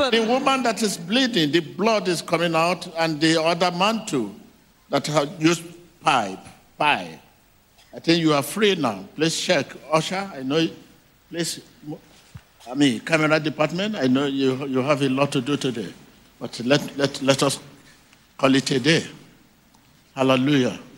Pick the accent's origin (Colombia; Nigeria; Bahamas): Nigeria; now in South Africa; I'm a Nigerian, but I live in South Africa.